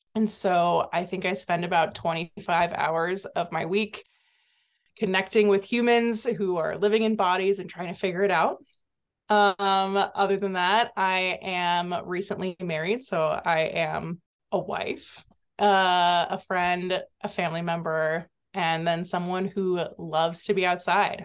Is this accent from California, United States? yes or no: yes; Santa Cruz, California, United States; I grew up in Santa Cruz, California